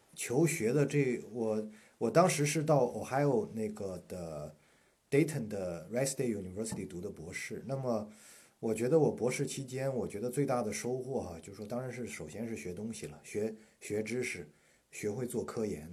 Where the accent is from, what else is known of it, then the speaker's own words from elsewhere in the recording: China; moved away as an adult; now in United States; 我们中国学生